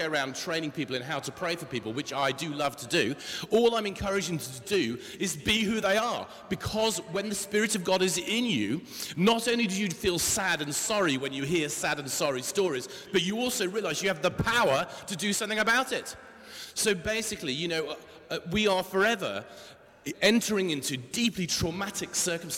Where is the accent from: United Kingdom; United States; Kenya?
United Kingdom; England; we're the English